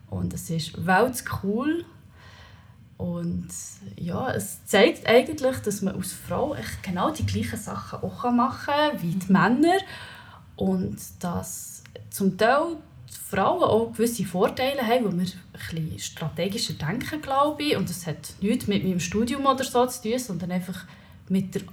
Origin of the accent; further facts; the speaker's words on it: Leipzig, Saxony, Germany; Ich bin in Leipzig aufgewachsen